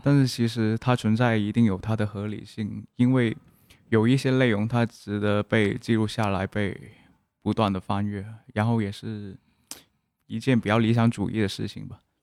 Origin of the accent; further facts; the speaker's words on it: Guangzhou, Guangdong, China; first language Cantonese; Chinese is a second language; 我家乡广州